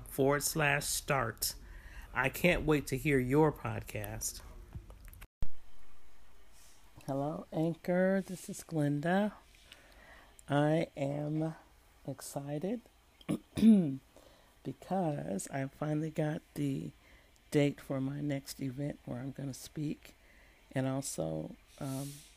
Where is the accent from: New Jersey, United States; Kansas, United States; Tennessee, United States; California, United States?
California, United States; San Francisco; born or raised there; moved away as an adult; also born or lived in San Jose